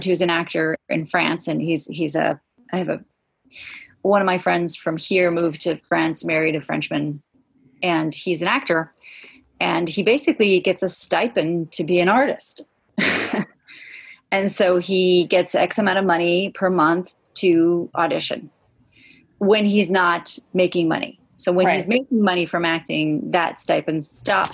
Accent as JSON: {"language": "English", "country": "Israel", "tie": "born or raised there", "also_born_or_lived": "California / Los Angeles", "said": "my brothers and I went to live with my mom in Los Angeles for 2 years, and then we moved to Israel."}